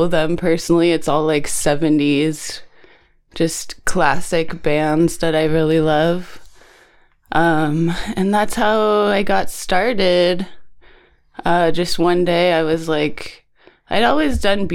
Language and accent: English; Ojai, California, United States; growing up in Ojai with not much